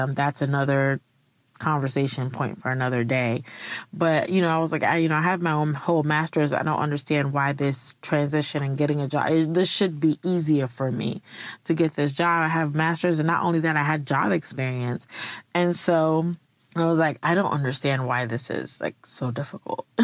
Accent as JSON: {"language": "English", "region": "Virginia", "country": "United States", "said": "So, um, I am from Virginia. Two years ago, I was in Virginia"}